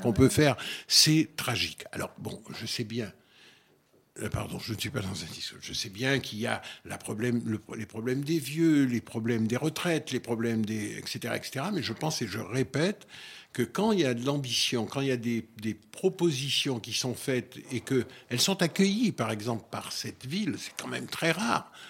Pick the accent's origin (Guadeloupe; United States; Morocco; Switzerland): Guadeloupe; moved away; je suis de la Guadeloupe